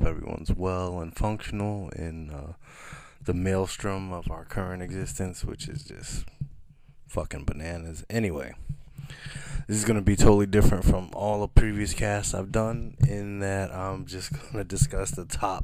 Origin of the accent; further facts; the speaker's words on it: United States; I'm American